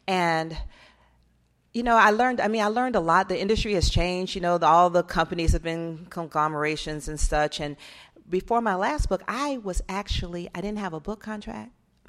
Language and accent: English; Atlanta, Georgia, United States; And that's when I wrote my first book about growing up in Atlanta during the child murders.